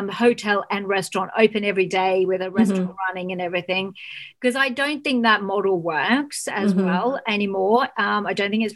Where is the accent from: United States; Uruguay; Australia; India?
Australia; now in United Kingdom; I'm Australian